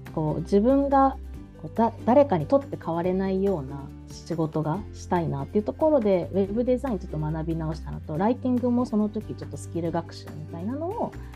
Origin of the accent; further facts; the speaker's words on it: Kumamoto, Japan; moved away as an adult; now in Tokyo, Japan; 熊本県出身なんですけど